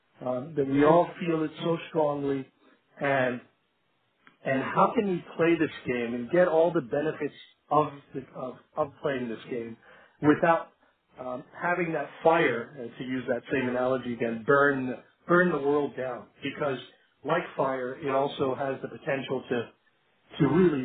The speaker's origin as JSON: {"language": "English", "country": "Iran", "also_born_or_lived": "Canada / United States", "moved": "yes", "said": "I'm an immigrant from Iran, and I'm an Iranian, Canadian, American, and I've lived in many more places than that."}